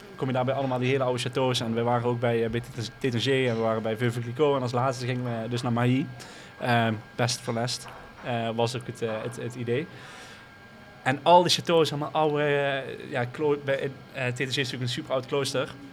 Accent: IJsselstein, Limburg, Netherlands; ik kom uit IJsselstein, niet hier bij Utrecht, maar er is ook een klein dorpje in Noord-Limburg

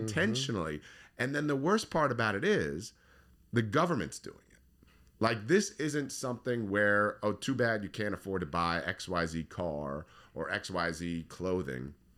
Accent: Howard County, Maryland, United States; I grew up in Howard County.

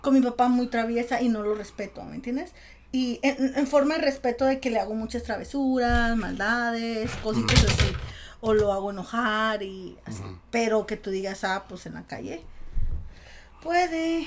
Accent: Culiacán, Sinaloa, Mexico; moved away; yo soy de Sinaloa, de Culiacán

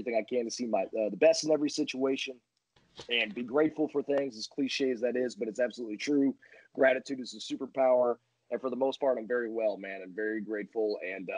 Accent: United States; being from America and being an American

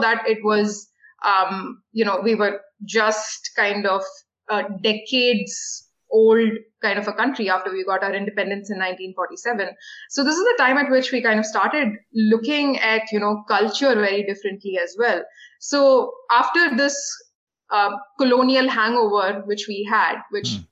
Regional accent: Delhi, India; now in Chennai, India; I grew up in Delhi, which is the capital city

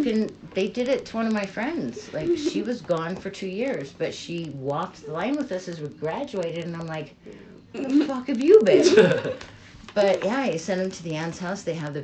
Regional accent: Utah, United States; moved away; I was raised Mormon. I don't know if you guys know Mormon, but I came from Utah.

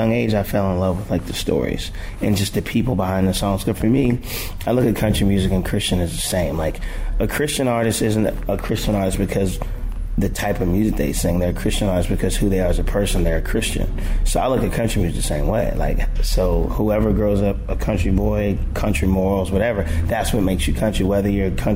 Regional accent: Delaware, United States; I grew up in Delaware

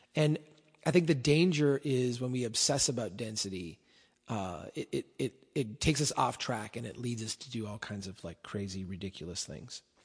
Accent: Brainerd, Minnesota, United States; my hometown here in Brainerd

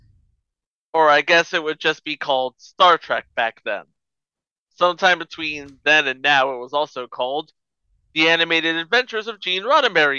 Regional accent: California, United States; when I was growing up in California

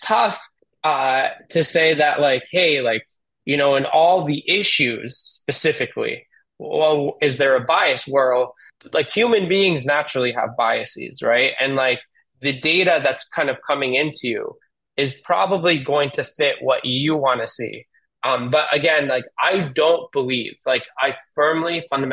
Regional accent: United States; My parents are immigrants, and they came here, and I was born here in the United States.

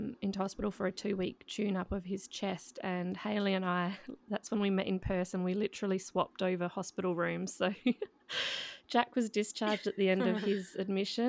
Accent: Adelaide, South Australia, Australia; we're obviously all from Adelaide.

